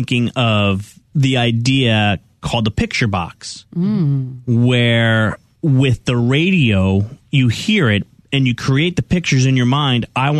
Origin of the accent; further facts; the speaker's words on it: California, United States; I was driving back from South Carolina to my home state of California.